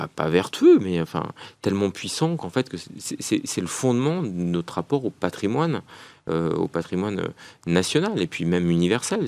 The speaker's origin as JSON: {"language": "French", "country": "France", "said": "je suis un Français parmi d'autres"}